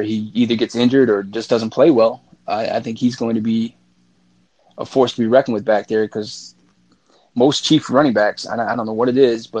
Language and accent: English; Michigan, United States; I'm from Michigan.